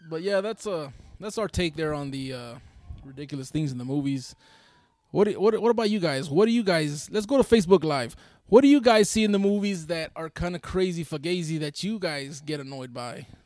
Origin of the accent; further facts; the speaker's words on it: Brooklyn, New York, United States; I told him, yeah, I'm from Brooklyn. I grew up over there on 33rd and Exchange, over there, over there, off of uh, Brooklyn.